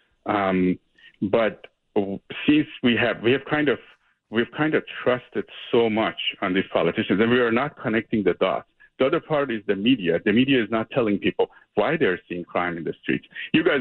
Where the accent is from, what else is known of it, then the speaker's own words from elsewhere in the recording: Iran; also born or lived in Mexico / China; now in California, United States; I'm from Iran, and I grew up in Iran, lived in Mexico, lived in China.